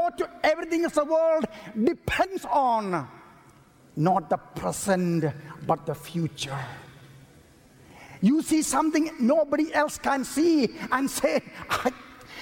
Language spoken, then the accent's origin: English; India; I was born in India